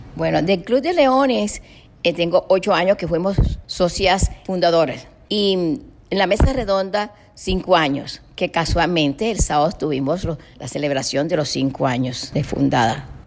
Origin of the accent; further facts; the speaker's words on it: Cartagena, Bolívar, Colombia; now in Miami, United States; cerca del hospital donde yo nací, en Mamonal